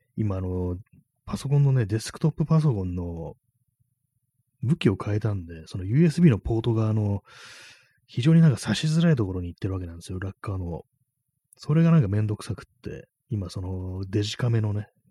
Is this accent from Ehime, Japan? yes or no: no; Tokyo, Japan; 東京の人間が関西弁使うんじゃない